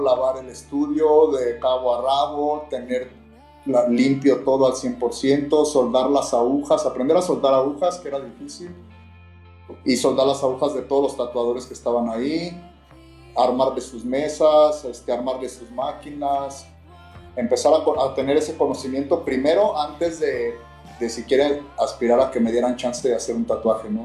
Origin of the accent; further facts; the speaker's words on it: León, Guanajuato, Mexico; soy de León, Guanajuato, entonces de un barrio